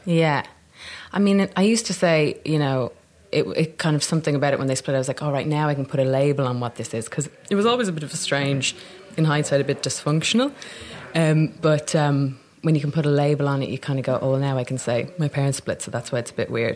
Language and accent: English; Dublin, Leinster, Ireland; accent: Dublin; moved away as an adult; also born or lived in Newfoundland, Canada; now in London, United Kingdom; I came back when I was five to Dublin